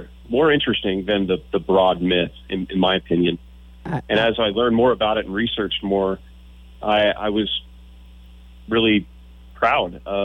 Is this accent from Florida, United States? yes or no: no; Texas, United States; growing up in Texas, and I'm a proud Texan, I've lived in the state my whole life